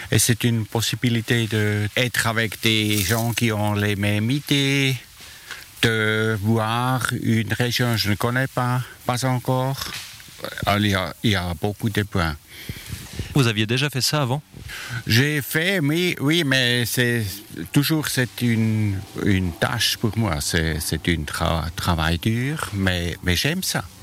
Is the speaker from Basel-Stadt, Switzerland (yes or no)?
yes; Basel, Basel-Stadt, Switzerland; French is a second language; je viens de Bâle.